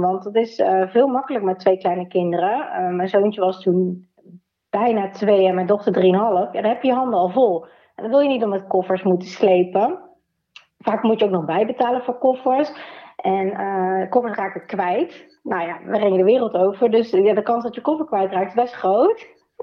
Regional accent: Nijmegen, Gelderland, Netherlands; ik kom uit Nijmegen

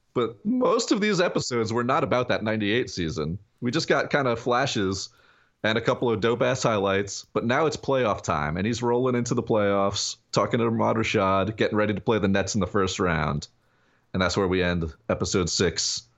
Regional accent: Long Beach, New York, United States; born or raised there

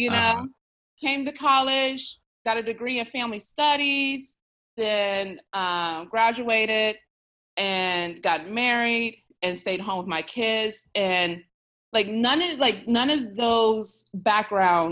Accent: Columbus, Ohio, United States; moved away as an adult; also born or lived in Cincinnati, Ohio; now in Lexington, United States; I'm originally from Columbus, Ohio, O-H-I-O. I was born and raised there.

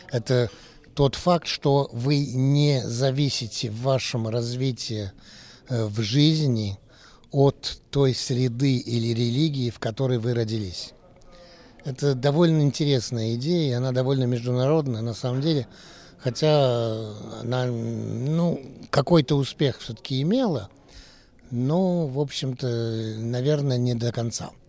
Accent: France; born there; Так что вот и устроились во Франции, я родился во Франции.

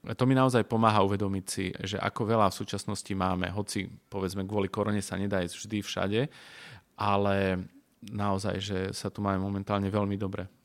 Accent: Košice, Košice Region, Slovakia; ja teda pochádzam z Košic

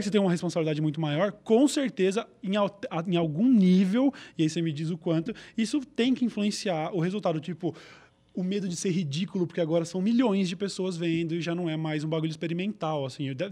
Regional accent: Brazil; eu é sou do Brasil

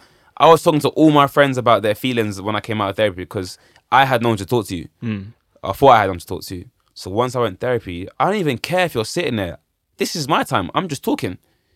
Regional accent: London, United Kingdom; I'm talking about things I want in life and my aspirations as a young Londoner, bruv.

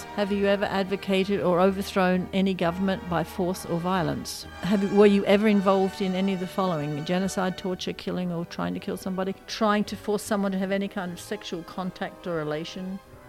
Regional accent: Australia; moved away as an adult; now in Altadena, United States; with Jennifer in Altadena, California, and I am an Australian citizen and I've been in this country for about 37 years

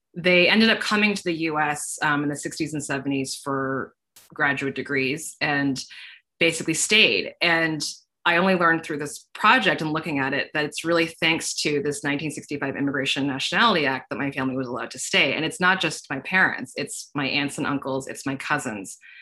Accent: Northern Virginia, United States; I'm from the Northern Virginia area.

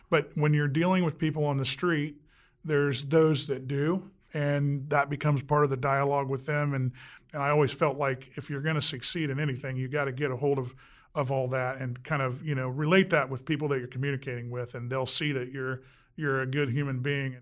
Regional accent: Anderson, Indiana, United States; Grew up right here in Anderson, uh, born in 60

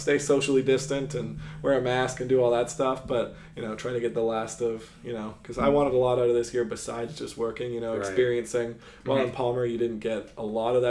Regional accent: Kelowna, British Columbia, Canada; moved away as an adult; now in United States; my hometown of Kelowna

